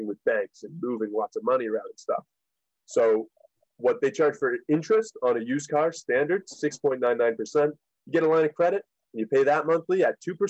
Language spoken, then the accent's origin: English; Riverview, New Brunswick, Canada; also born or lived in West Springfield, Massachusetts; I grew up in Riverview, New Brunswick. I had moved to Riverview when I was around 8 or 9 from a town outside of Boston, Massachusetts called West Springfield